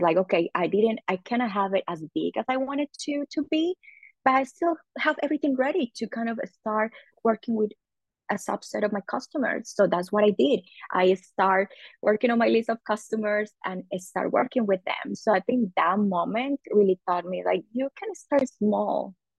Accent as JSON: {"language": "English", "town": "Medellín", "region": "Antioquia", "country": "Colombia", "moved": "as an adult", "lives_now": "United States", "said": "So I'm originally originally from Colombia in South America. I've been living in the United States uh, for almost 13 years"}